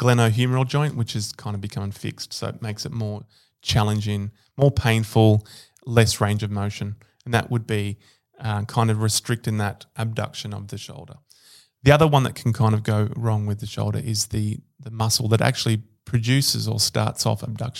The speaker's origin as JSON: {"language": "English", "town": "Rome", "region": "Lazio", "country": "Italy", "tie": "born there", "said": "Yeah, I was born in Rome."}